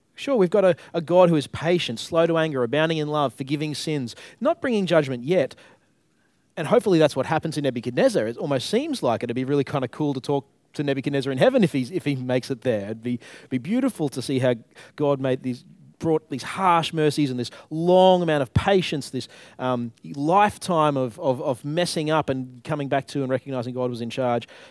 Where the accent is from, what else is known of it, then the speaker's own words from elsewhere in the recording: Queensland, Australia; moved away as an adult; now in Tasmania, Australia; I grew up in Queensland